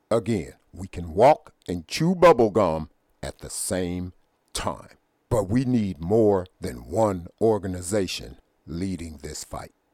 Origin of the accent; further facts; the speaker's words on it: United States; I consider myself a black man, a black American, but I am an American. I was born here.